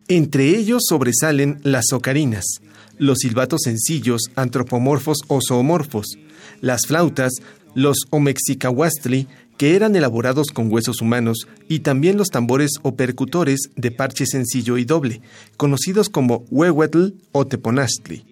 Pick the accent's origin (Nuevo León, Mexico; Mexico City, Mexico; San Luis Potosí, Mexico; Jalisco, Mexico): Mexico City, Mexico; somos de Tenochtitlan